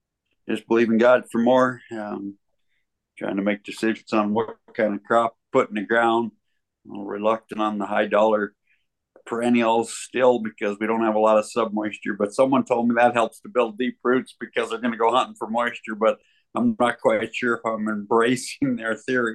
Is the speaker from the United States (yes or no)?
yes; Hi-Line of Montana, United States; I was up to my hometown on Sunday to pick up some tractor tires, and it looked like we was living in the banana belt compared to the highline of Montana.